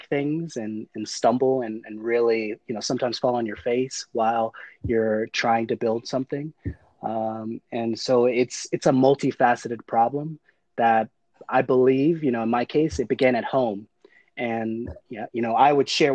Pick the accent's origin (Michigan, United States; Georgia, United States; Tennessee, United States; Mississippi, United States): Georgia, United States; South DeKalb; I grew up in South DeKalb, which is predominantly African-American, Black, suburban community